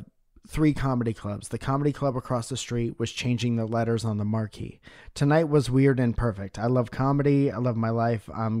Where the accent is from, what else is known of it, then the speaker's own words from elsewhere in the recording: Northeast, United States; I'm from the Northeast.